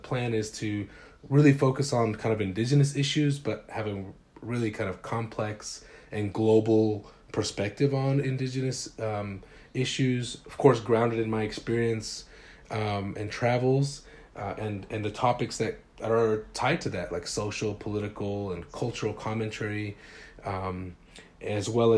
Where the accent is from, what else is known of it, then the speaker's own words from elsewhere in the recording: Salt Lake City, Utah, United States; also born or lived in Los Angeles, California; So it's a working class neighborhood on the west side of Salt Lake City, Utah